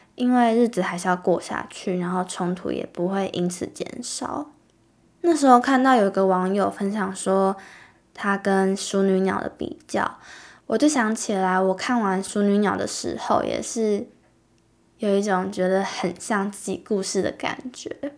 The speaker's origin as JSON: {"language": "Chinese", "country": "Taiwan", "tie": "born or raised there", "said": "我们土生土长的小孩"}